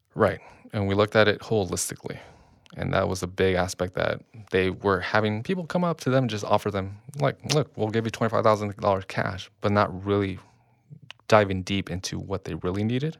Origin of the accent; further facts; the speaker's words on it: Long Beach, California, United States; I grew up in Long Beach